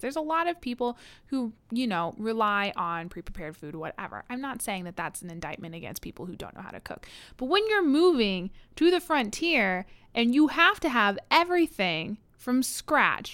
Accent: United States; am I from the United States? Yes

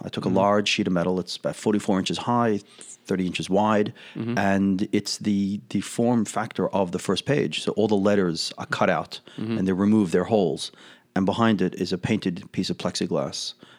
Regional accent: Australia; accent: Australian; It's a few Australian, well, I can put on my accent if I need to.

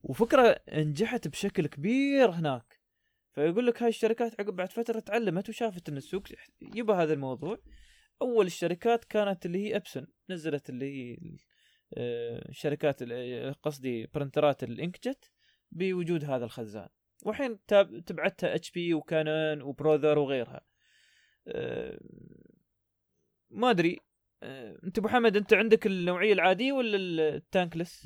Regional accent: United Arab Emirates; عندنا في الإمارات

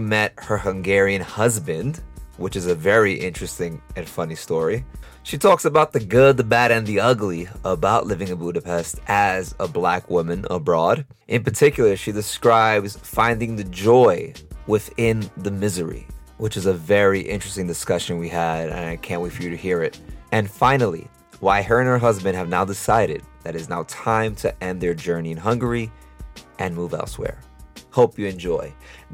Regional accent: New York City, New York, United States; moved away as an adult; now in Costa Rica; I'm also from Brooklyn as well, but not from Flatbush. I'm more of the East New York, Cypress Hills area

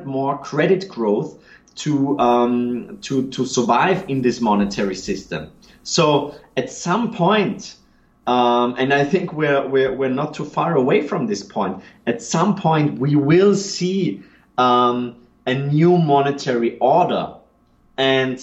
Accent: Austria; I'm from Austria

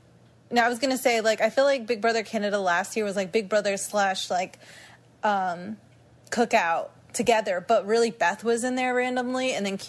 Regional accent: United States; considering I'm American

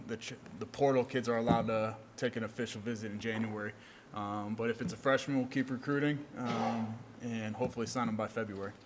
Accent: Ohio, United States; now in Ogden, United States; growing up in the Midwest and growing up in the state of Ohio

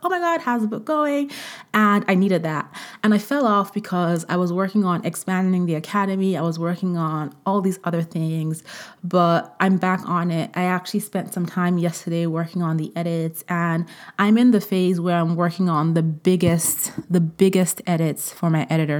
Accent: Vienna, Austria; moved away; I was born in Vienna. I went to college in Vienna. Um, I went to grade school in Vienna, partially.

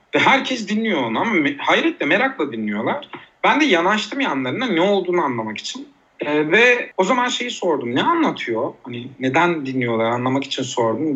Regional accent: Uşak, Uşak Province, Turkey; moved away as an adult; also born or lived in Eskişehir / Istanbul / Van; Uşak'ta doğdum

